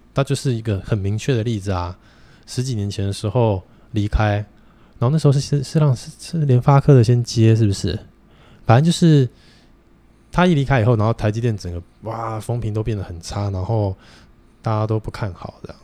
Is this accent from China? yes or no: no; Taiwan; also born or lived in Japan; 台湾人跟日本人两个民族性就， 就八竿子都打不着了